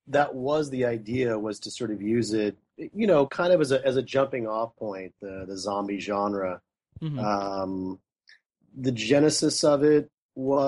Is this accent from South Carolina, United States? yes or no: no; Marion, Indiana, United States; moved away; Being from Indiana, it was kind of a homecoming. I grew up in Marion